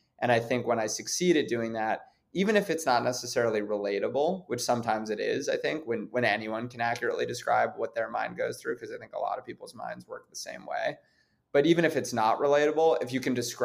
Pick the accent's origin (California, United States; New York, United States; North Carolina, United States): New York, United States; New York City; growing up in New York City, growing up around a lot of privilege